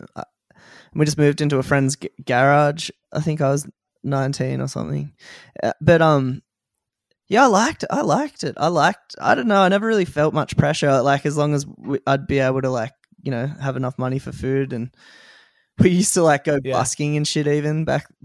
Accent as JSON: {"language": "English", "area": "near Sussex Inlet", "region": "south coast of New South Wales", "country": "Australia", "tie": "born or raised there", "moved": "as an adult", "lives_now": "Byron Bay, Australia", "said": "I grew up on the south coast of New South Wales."}